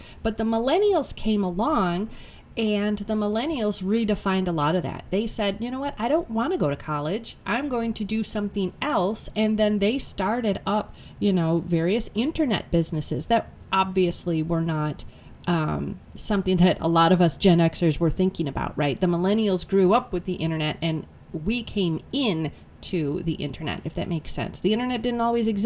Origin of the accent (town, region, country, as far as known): United States